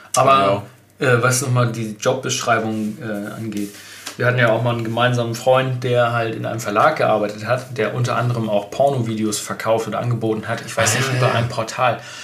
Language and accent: German; Germany; bei uns in Deutschland